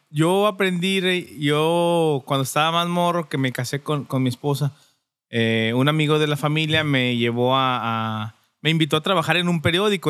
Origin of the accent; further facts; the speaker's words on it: Durango, Mexico; moved away as an adult; now in Tijuana, Mexico; originario de Durango